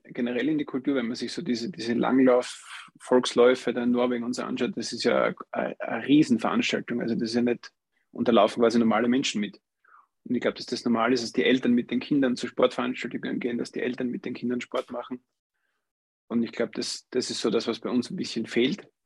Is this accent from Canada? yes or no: no; Austria; hier bei uns in Österreich